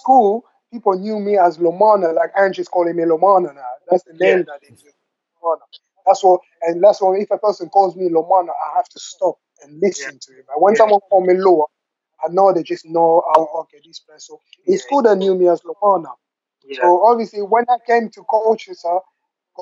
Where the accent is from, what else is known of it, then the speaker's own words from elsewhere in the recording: London, United Kingdom; also born or lived in Democratic Republic of the Congo; I grew up in London with the people that I grew up